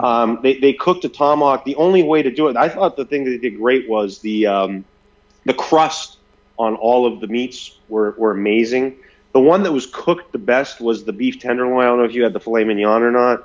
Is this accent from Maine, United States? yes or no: yes; Maine, United States; moved away; I'm from Maine originally, so dairy bars are real popular up there